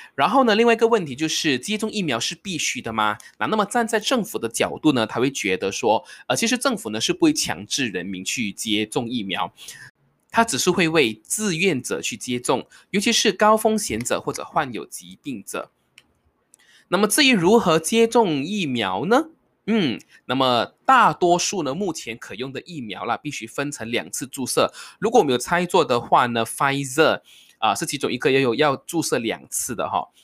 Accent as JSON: {"language": "Chinese", "country": "Malaysia", "said": "我是马来西亚人"}